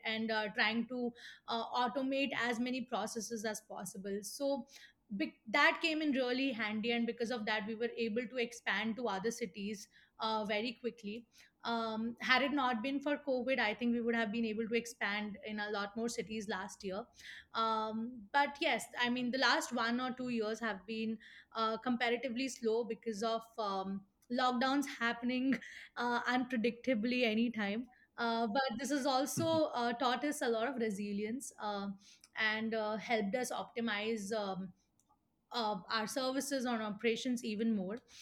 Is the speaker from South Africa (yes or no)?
no; Mathura, Uttar Pradesh, India; born or raised there; moved away as an adult; also born or lived in Pune; now in Mathura, India